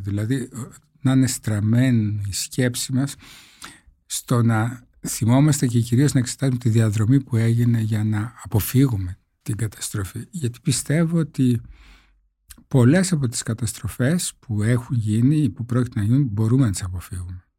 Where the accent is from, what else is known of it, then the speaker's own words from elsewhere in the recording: northern Greece, Greece; είμαι από τη Βόρεια Ελλάδα